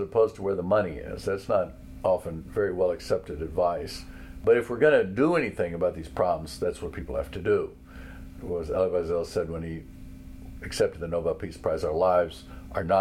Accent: Danville, Kentucky, United States; I grew up here in Danville during the Martin Luther King era

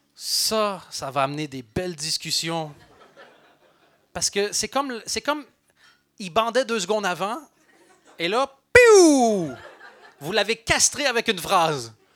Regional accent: Belgium; je suis belge

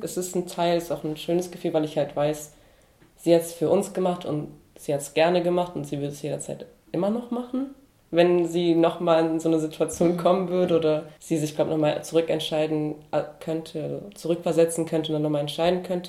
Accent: North Rhine-Westphalia, Germany; now in Esslingen, Germany; ich bin ja in Nordrhein-Westfalen ähm, aufgewachsen

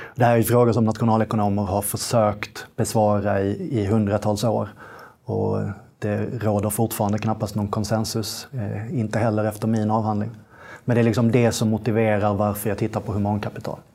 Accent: Malmö, Skåne, Sweden; also born or lived in England; jag är från Malmö

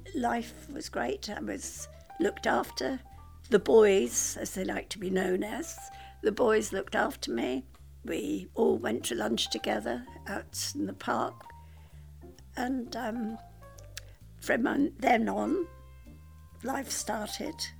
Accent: Scotland, United Kingdom; I was born in Scotland

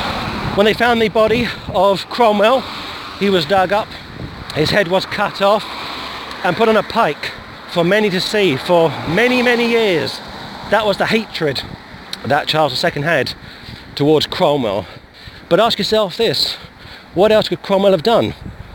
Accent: United Kingdom; at the time I was a Catholic, but I was also a Brit. Now, of course, I'm still the latter, but I'm not the former.

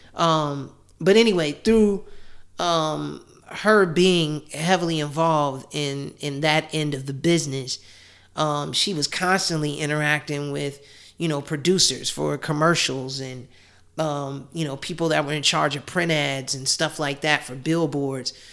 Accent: Chicago, Illinois, United States; born and raised in Chicago

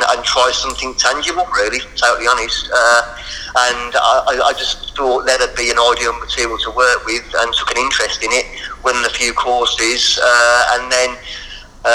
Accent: Birmingham, West Midlands, United Kingdom; accent: Birmingham; that's my bloody Birmingham accent

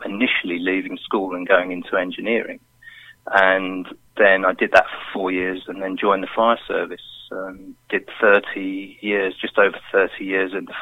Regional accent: London, United Kingdom; now in Milton Keynes, United Kingdom; I'm originally from London. I now live in Milton Keynes

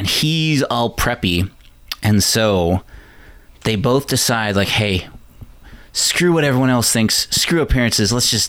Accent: Newfoundland and Labrador, Canada; growing up in Newfoundland

